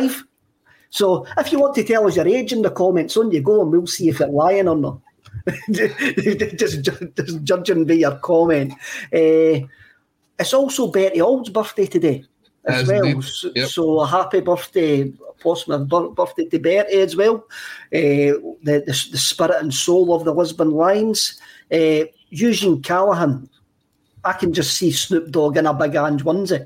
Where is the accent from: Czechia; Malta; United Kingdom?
United Kingdom; Stirling, Scotland; I'm from Stirling